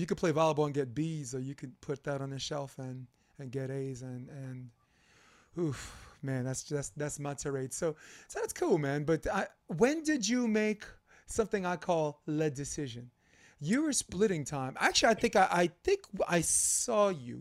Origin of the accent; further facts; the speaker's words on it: New York City, New York, United States; I grew up Flatbush Avenue, Brooklyn